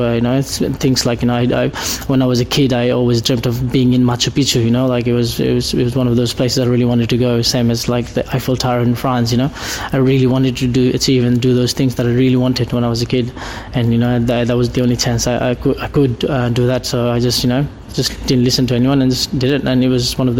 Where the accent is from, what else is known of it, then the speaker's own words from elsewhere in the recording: Kathmandu, Bagmati, Nepal; English is a second language; now in Australia; people think I live in bottom of Mount Everest. You know, but I'm from Kathmandu, and you know, the Himalayas are quite far from there